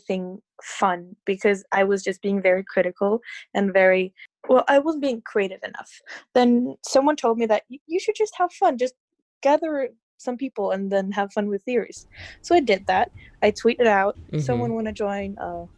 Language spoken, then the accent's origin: English; Norway; I'm from Norway